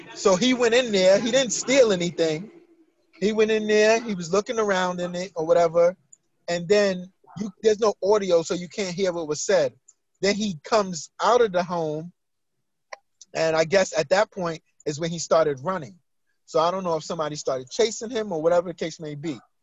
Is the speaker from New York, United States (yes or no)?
yes; New York, United States; Growing up in New York